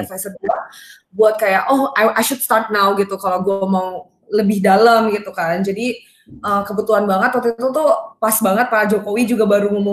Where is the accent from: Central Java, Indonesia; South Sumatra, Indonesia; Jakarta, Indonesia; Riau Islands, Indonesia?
Jakarta, Indonesia; Um, sebagai orang Jakarta, gue rasa itu kayak lumayan normal kan kita kayak cuman Jawa, Bali gitu hmm. kan dan that's how um, I was brought up juga